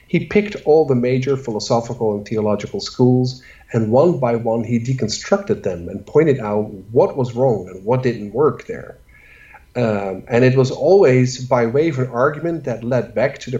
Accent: Netherlands; moved away; I'm from the Netherlands

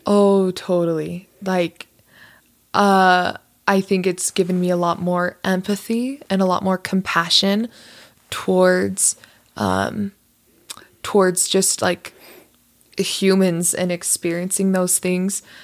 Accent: Las Vegas, Nevada, United States; moved away as an adult; also born or lived in Utah; I was born and raised in Las Vegas

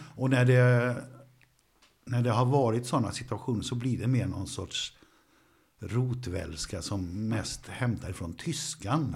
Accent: Borås, Västra Götaland, Sweden; jag föddes i Borås ja. 1947

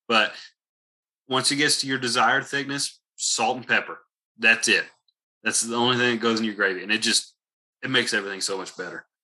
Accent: the South, United States; I'm from the South

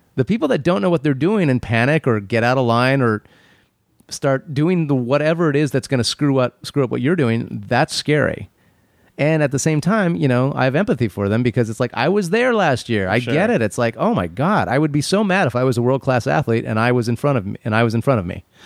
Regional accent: Phoenix, Arizona, United States; moved away; When I was a kid, I grew up in Phoenix

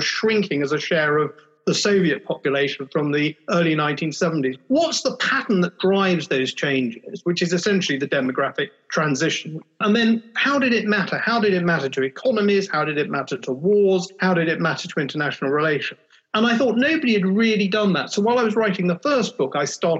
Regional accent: United Kingdom; I was born in November 1964, which was the last great burst of the baby boom. So I'm a baby boomer by 6 weeks in the UK.

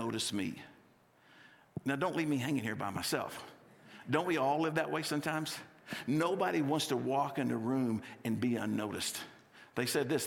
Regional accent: Texas, United States; also born or lived in California; now in Littleton, United States; I grew up in Texas and I lived in California for 5 years.

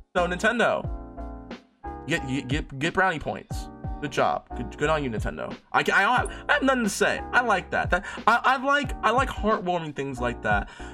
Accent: United States; I'm American. We say Jice

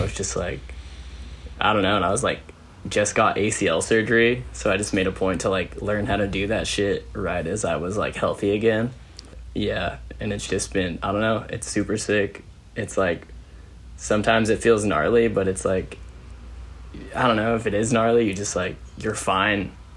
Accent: Modesto, California, United States; I grew up in Modesto, California

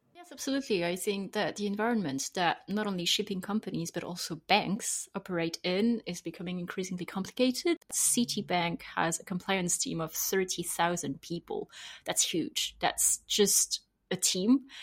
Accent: France; accent: French; English is a second language; I'm, I'm French, as I will have heard from my accent

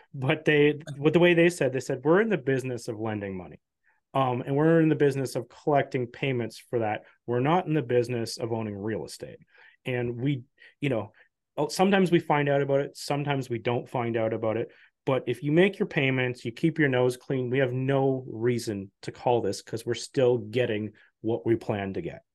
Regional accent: Canada

